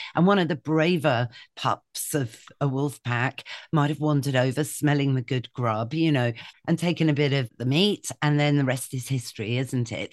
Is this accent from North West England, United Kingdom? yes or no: no; Shropshire, West Midlands, United Kingdom; moved away; I grew up in Shropshire